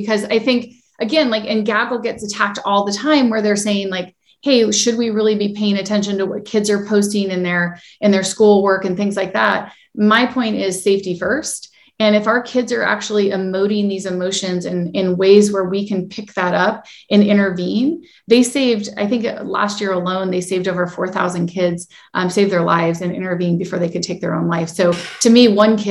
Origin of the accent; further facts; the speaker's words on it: United States; I was born in the United States